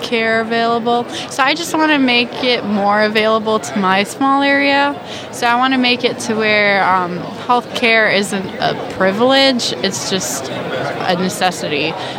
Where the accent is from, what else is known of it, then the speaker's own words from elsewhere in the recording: Montreal, Quebec, Canada; now in Florida, United States; I'm studying at the University of West Florida, but I'm originally from Montreal in Canada. Coming from my small town, we didn't really have a lot of health care available